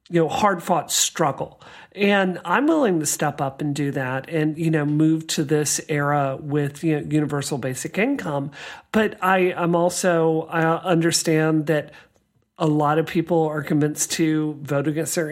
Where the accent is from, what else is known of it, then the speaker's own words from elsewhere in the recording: the South, United States; I grew up in the South